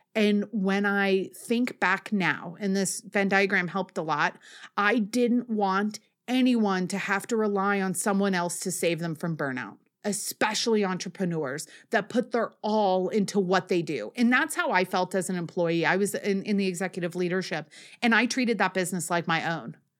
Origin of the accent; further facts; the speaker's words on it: Northeast, United States; I am from the Northeast